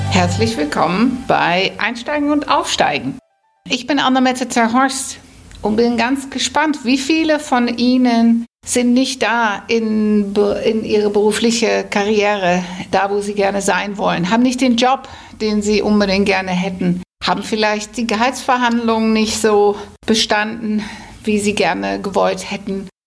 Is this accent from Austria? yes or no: no; Netherlands; accent: Hamburg; German is a second language; now in Hamburg, Germany; Und ich bin auch Holländerin, seit vielen, vielen Jahren inzwischen in Hamburg.